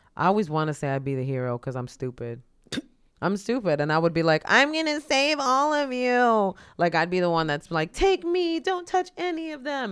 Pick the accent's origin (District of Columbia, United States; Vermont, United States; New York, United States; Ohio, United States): New York, United States; New York City; as a New Yorker